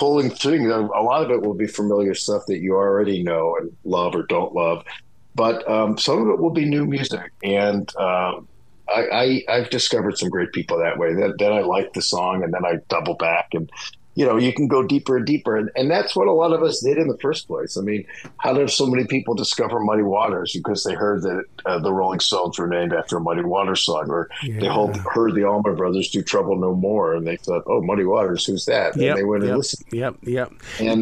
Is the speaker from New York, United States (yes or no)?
no; Pittsburgh, Pennsylvania, United States; I grew up in Pittsburgh